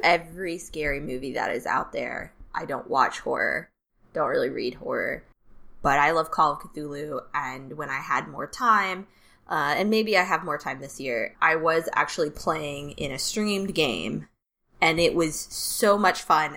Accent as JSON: {"language": "English", "region": "the South", "country": "United States", "tie": "born or raised there", "said": "growing up in the South"}